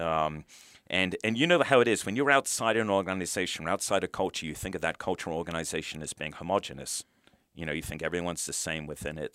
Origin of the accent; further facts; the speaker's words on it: United Kingdom; moved away as an adult; now in United States; I brought up in the U K